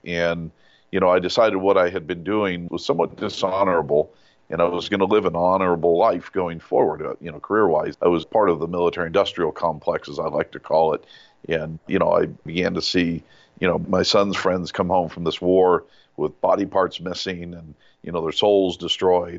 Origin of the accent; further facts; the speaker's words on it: Yucaipa, California, United States; walking home from school in this little town in Yucaipa, I grew up in California